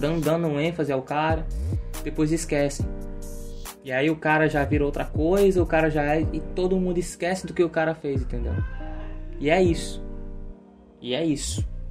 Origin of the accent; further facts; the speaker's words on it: Brazil; eu sou brasileiro